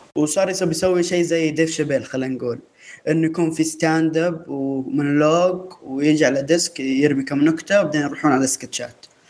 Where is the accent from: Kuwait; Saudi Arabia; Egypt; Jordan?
Saudi Arabia; احنا كسعوديين